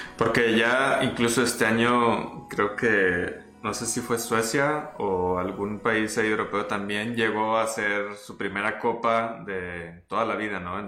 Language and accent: Spanish; Mexico; no hablamos mexicano los comentaristas y pues es español